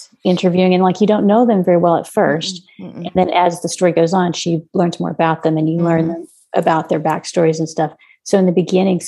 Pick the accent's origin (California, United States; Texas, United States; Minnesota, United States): Texas, United States; as a Texan